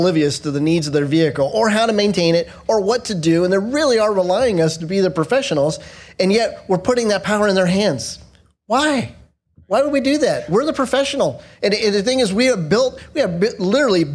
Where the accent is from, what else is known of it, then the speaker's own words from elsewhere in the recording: Southern Orange County, California, United States; now in North Carolina, United States; I'm from California, born and raised in Southern Orange County